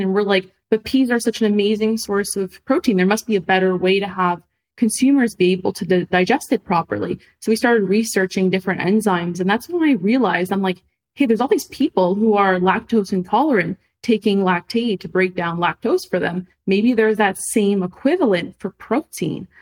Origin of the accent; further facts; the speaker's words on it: Montreal, Quebec, Canada; moved away as an adult; now in Los Angeles, United States; I'm from Canada, from Montreal, right? I moved to Los Angeles